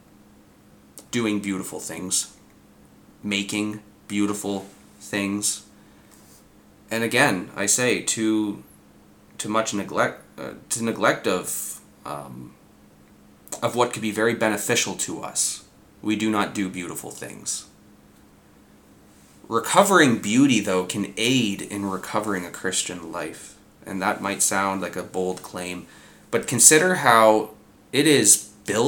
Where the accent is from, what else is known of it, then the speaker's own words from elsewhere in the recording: Southern Ontario, Canada; us born and raised in Southern Ontario